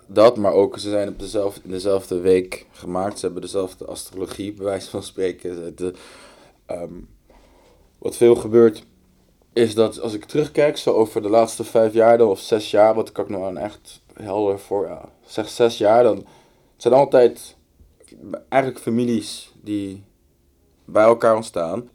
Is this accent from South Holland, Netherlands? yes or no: yes; The Hague, South Holland, Netherlands; ik ben opgegroeid in Den Haag